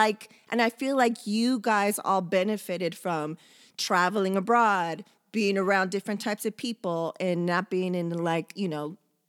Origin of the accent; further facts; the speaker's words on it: San Diego, California, United States; also born or lived in Japan; it didn't matter if you're in Florida, West Coast, wherever, because, you know, we're originally from San Diego, you would have to deal with some extra bullshit and you didn't have that in Japan.